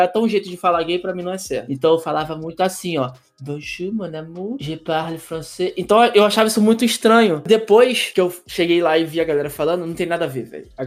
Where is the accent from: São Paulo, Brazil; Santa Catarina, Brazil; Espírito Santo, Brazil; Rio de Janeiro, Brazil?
Rio de Janeiro, Brazil; porque eu sou do Rio, tá?